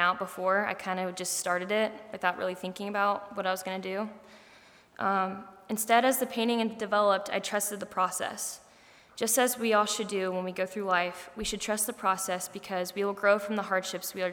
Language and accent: English; Rushville, Indiana, United States; I'm from Rushville, Indiana, which is about 2 hours south from here